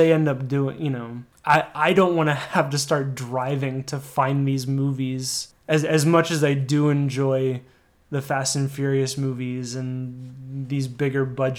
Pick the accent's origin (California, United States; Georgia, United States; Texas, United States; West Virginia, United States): West Virginia, United States; moved away as an adult; I'm from West Virginia. I moved out here about 10 years ago.